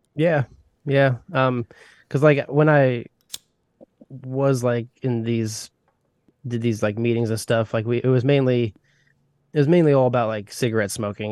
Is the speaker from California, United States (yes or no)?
no; Indiana, United States; I grew up in a small town of Indiana